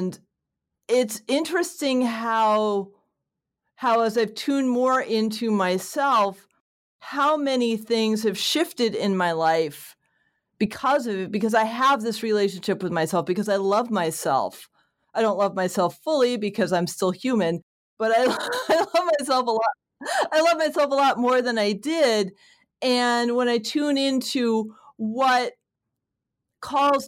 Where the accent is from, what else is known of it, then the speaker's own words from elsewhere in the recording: Connecticut, United States; I grew up in Connecticut